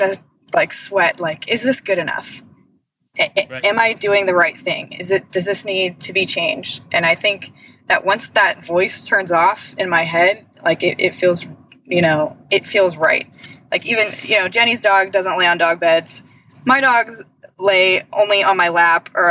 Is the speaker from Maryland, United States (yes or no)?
no; Westlake Village, California, United States; also born or lived in upstate New York; I moved back home to California